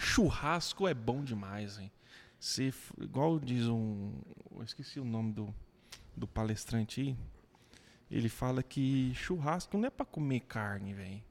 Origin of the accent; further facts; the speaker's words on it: Goiás, Brazil; accent: goianês; also born or lived in Goiânia / Aparecida de Goiânia; sou orgulhoso de ser roceiro, de nascer aqui em Goiás, de, de ter esse sotaque